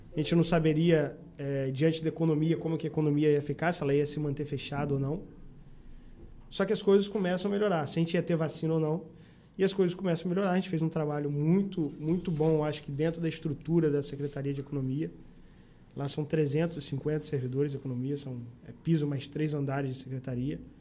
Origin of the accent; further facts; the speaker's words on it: São Francisco de Itabapoana, Rio de Janeiro, Brazil; moved away as an adult; also born or lived in Saquarema / Campos dos Goytacazes / Maceió; Eu nasci em Saquarema e com 4 anos, 4 para 5 anos, eu vim para São Francisco mas eu me considero São Franciscano porque a maior parte da minha vida foi em São uhum. Francisco